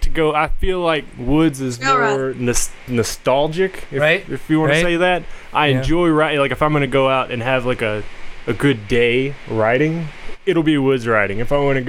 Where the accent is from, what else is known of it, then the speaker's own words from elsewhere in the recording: East Texas, United States; I grew up in East Texas just kind of riding with my dad and his friends